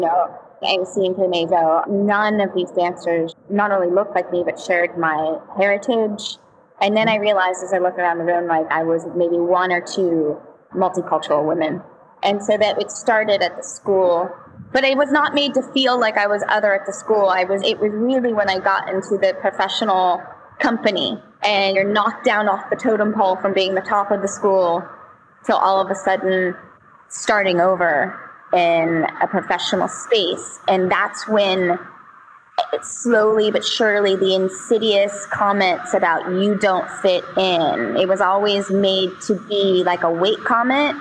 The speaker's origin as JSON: {"language": "English", "town": "Altoona", "region": "Pennsylvania", "country": "United States", "tie": "born or raised there", "said": "growing up in Altoona, Pennsylvania"}